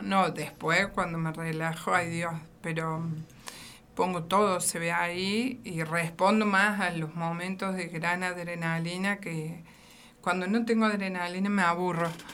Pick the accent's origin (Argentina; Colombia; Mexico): Argentina; Río Cuarto, Córdoba; also born or lived in Portugal; Nací aquí en la ciudad de Río Cuarto